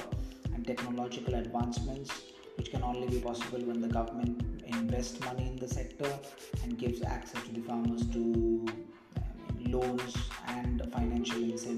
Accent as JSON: {"language": "English", "country": "India", "said": "as an Indian"}